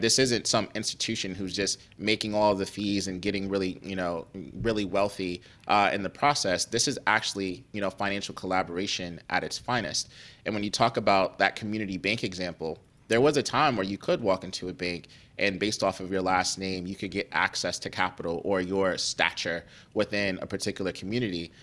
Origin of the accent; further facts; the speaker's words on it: Cleveland, Ohio, United States; moved away; also born or lived in New York; I grew up in Cleveland, uh, Ohio